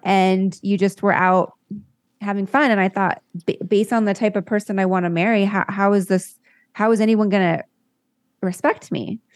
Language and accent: English; La Jolla, California, United States; I grew up in La Jolla, California